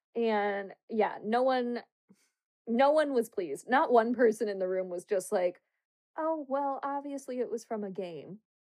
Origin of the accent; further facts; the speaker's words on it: United States; we're American